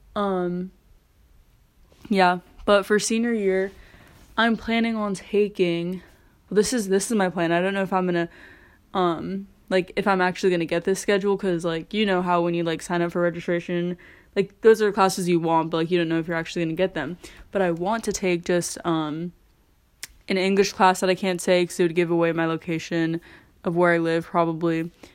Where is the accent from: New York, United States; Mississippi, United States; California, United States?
California, United States; growing up in California